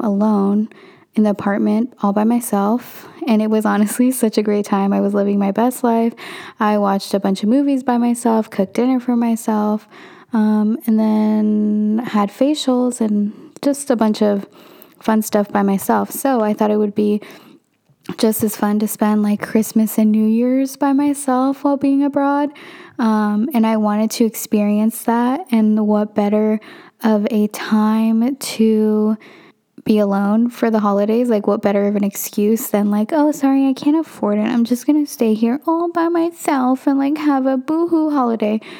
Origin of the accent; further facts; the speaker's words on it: Northern California, United States; also born or lived in Santa Barbara, California; I am from Northern California